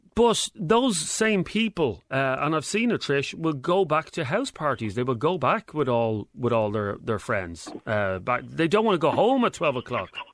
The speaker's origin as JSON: {"language": "English", "country": "Ireland", "said": "I'm proud as as an Irishman"}